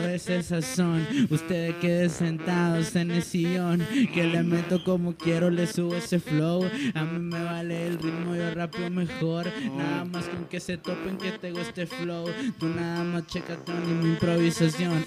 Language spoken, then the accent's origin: Spanish; Ciudad Juárez, Chihuahua, Mexico; me paro mucho el cuello, la neta, de que soy de Juárez